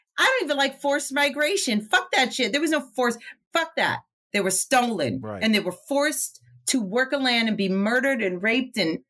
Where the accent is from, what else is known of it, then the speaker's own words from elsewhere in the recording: the North, Northern United States, United States; I am a Northerner whose family came from, all of them migrated from the South.